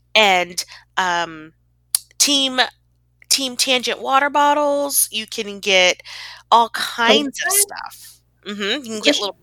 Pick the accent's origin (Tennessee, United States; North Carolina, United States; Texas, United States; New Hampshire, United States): Texas, United States; as a Texan